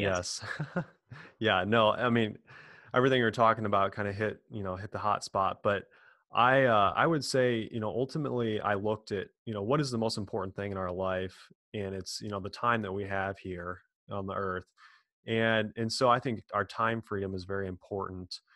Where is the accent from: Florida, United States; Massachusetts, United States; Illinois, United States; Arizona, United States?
Illinois, United States; Quincy; born and raised in a small town, Quincy, Illinois, kind of in the middle of nowhere, uh, north of St. Louis, Missouri, about two hours.